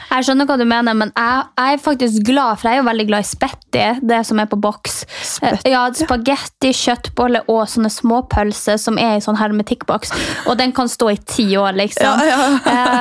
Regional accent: Finnmark, Norway; jeg som kommer fra Finnmark og lever på grensa til Russland sjøl

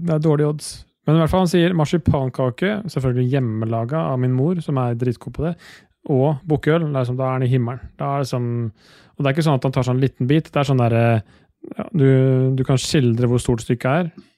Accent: Østfold, Norway; jeg er født og oppvokst i Østfold

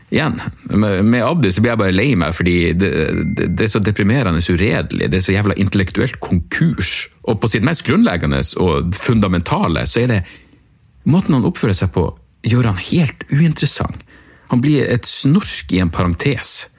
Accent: Narvik, Nordland, Norway; jeg er fra Narvik

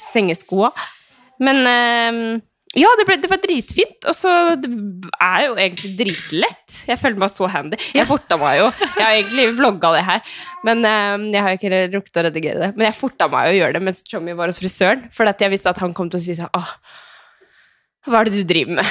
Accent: Skien, Telemark, Norway; now in Oslo, Norway; hjemme i Skien

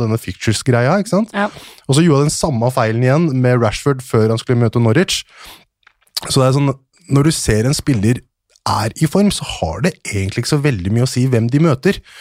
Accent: Hønefoss, Buskerud, Norway; Ja, jeg er fra Hønefoss. Jeg er fra en liten bygd ti minutter unna sentrum, som heter Haugsbygd.

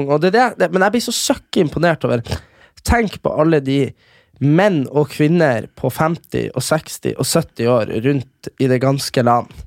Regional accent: Norrland, Sweden; jo, jeg er fra Norrland.

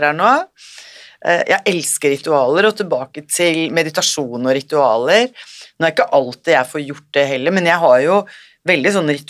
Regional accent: India; Jeg kommer fra India

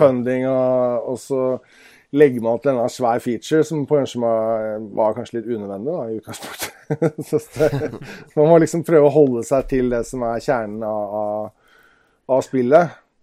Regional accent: Oslo, Norway; now in Nesodden, Norway; jeg kommer fra Oslo

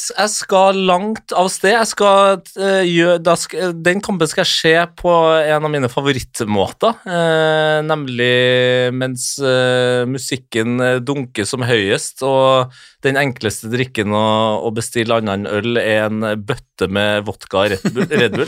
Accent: Trondheim, Trøndelag, Norway; jeg er født og oppvokst i Trondheim

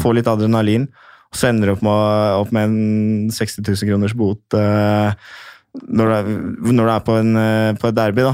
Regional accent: Norway; jeg var norsk

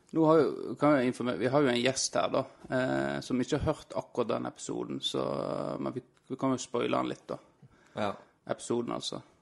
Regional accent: Florø, Vestland, Norway; now in Havrenes, Norway; jeg er jo fra Krokane

